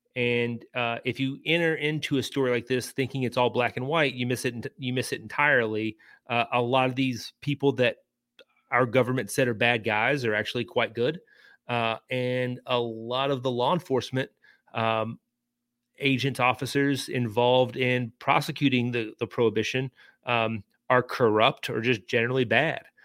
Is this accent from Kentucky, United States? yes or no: yes; Lebanon, Kentucky, United States; Marion County, Lebanon, uh, my hometown